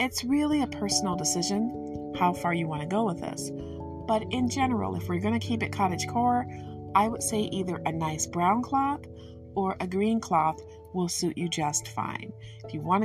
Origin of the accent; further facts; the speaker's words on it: Michigan, United States; I'm from Michigan, so my English is very regionally influenced